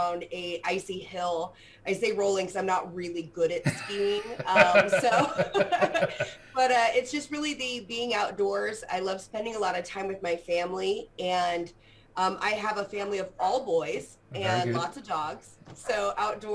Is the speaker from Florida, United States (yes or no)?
no; Portland, Pacific Northwest, Oregon area, United States; I'm from the Portland, Oregon area, born and raised in the Pacific Northwest